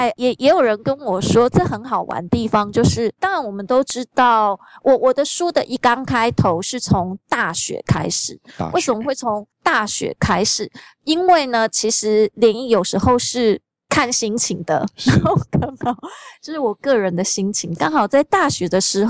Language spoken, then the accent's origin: Chinese; Taiwan; born there; 对对对，农民历的节气，因为毕竟我们生在台湾。